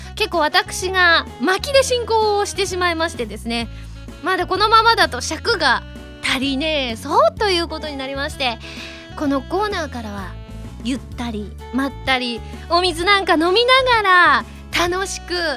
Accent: Kansai, Japan; 私関西人なので

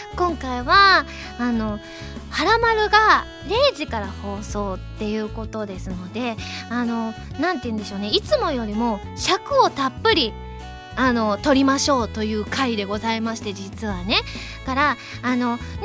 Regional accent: Kansai, Japan; 私関西人なので

